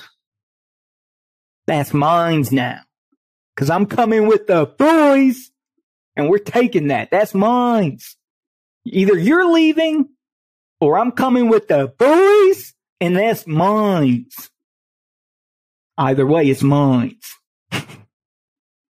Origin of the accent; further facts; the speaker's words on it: Chicago, Illinois, United States; I grew up, I was born in Chicago